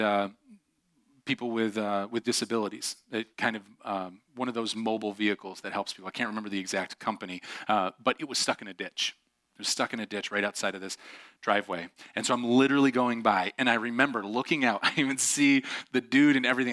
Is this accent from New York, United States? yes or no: yes; Syracuse, New York, United States; I grew up just outside of Syracuse